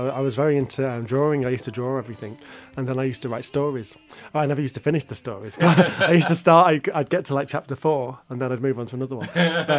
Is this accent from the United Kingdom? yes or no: yes; Shropshire, West Midlands, United Kingdom; also born or lived in Birkenhead; Well, I was born in Birkenhead. I lived there till I was eight and then I moved to the Shropshire countryside and then spent the rest of my youth, teenage years there, quite rural.